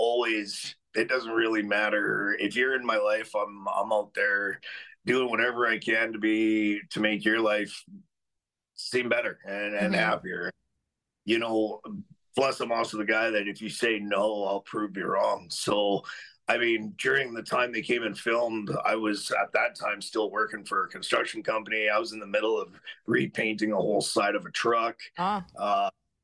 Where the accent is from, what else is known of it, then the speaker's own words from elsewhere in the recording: Alberta, Canada; I grew up in Alberta my whole life